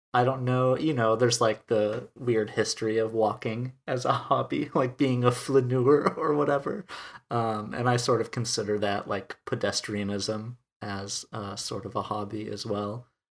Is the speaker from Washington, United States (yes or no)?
no; Wisconsin, United States; moved away as an adult; also born or lived in Texas / Minnesota; now in Minneapolis, United States; a town of five hundred people in Wisconsin, in the United States. So that's a big component of where I'm from